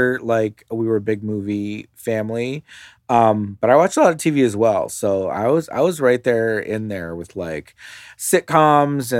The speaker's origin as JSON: {"language": "English", "town": "Los Angeles", "region": "California", "country": "United States", "tie": "born or raised there", "said": "I grew up in Los Angeles"}